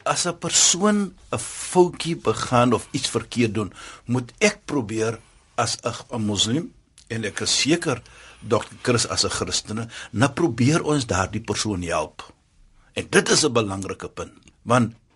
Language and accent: Afrikaans; South Africa; ons as Suid-Afrikaners